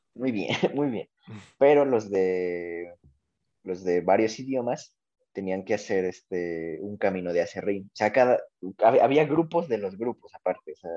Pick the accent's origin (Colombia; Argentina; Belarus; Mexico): Mexico; nosotros como, como, tanto mexicanos como latinoamericanos